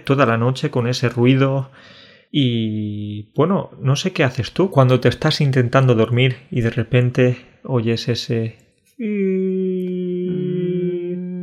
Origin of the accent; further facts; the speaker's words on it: Burunchel, Andalusia, Spain; La gente de mi pueblo, de Burunchel